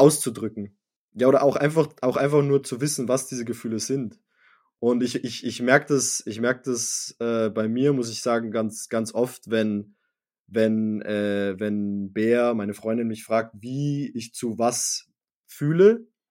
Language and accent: German; Salzburg, Austria; wir, wir, wir sind in Salzburg aufgewachsen